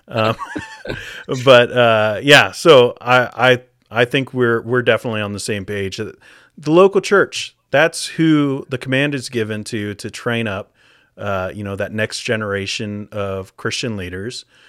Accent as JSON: {"language": "English", "country": "United States", "moved": "as an adult", "lives_now": "Canada", "said": "I'm from the States"}